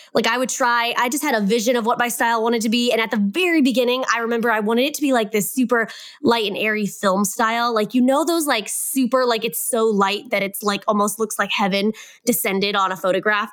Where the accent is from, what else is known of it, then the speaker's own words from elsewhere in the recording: Kansas, United States; moved away as an adult; also born or lived in Hawaii; We're, we're from Kansas and we lived in Hawaii for three plus years. And this spring of twenty twenty-one, we moved back home to Kansas